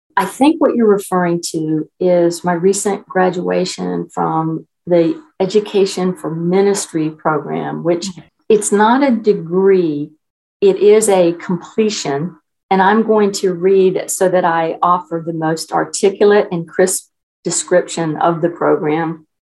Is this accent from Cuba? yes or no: no; Newport News, Virginia, United States; I was born and raised in Newport News, Virginia, which is part of the Virginia Peninsula.